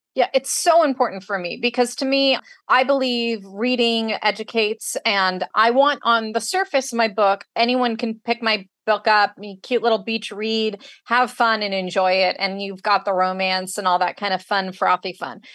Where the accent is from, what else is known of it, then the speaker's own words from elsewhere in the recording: Northern California, United States; moved away as an adult; now in San Diego, United States; Northern California, where I'm actually from